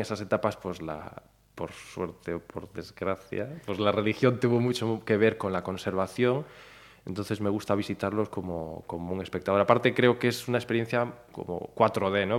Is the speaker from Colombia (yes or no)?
no; Ponteareas, Galicia, Spain; moved away; also born or lived in Mexico City, Mexico; yo soy de Forneros de, Arribe, de, Forneros, o sea, no soy de pues, una aldea cerca de Ponteareas